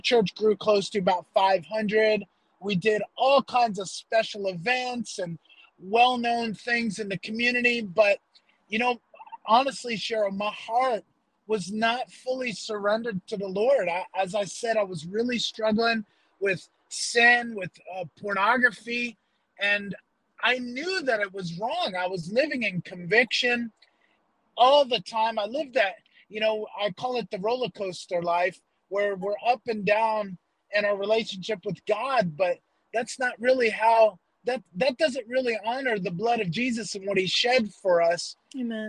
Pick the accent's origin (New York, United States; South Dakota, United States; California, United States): New York, United States; upstate; moved away as an adult; now in Philippines; I grew up in New York, upstate New York, about an hour north of New York City